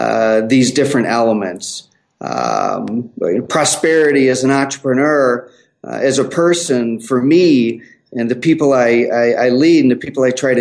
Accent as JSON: {"language": "English", "town": "Chicago", "region": "Illinois", "country": "United States", "also_born_or_lived": "Denver", "lives_now": "Minneapolis, United States", "said": "Actually, Chicago is my home of origin, but I live in Minneapolis."}